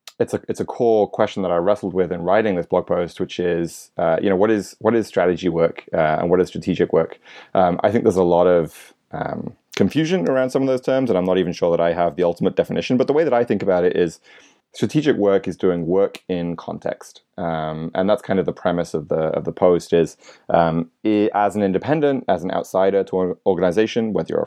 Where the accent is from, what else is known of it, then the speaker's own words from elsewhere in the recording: United Kingdom; born there; now in New York City, United States; So I'm a Brit by birth, but live in New York City, been here for about 9 years.